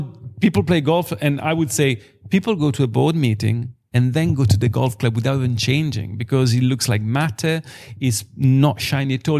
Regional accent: Biella, Piedmont, Italy; I'm born and raised in Biella

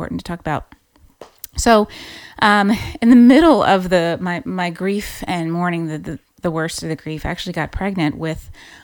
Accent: Louisiana, United States; moved away as an adult; now in Ireland; I grew up in Louisiana, so I'm a Cajun girl

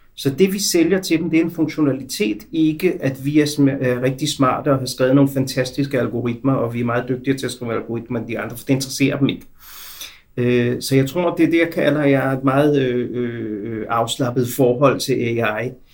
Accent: Denmark; moved away as an adult; now in Israel; Jeg er født og opvokset i Danmark

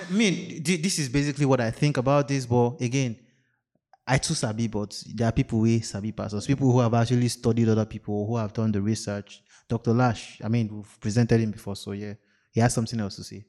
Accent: Nigeria; I'm too Nigerian

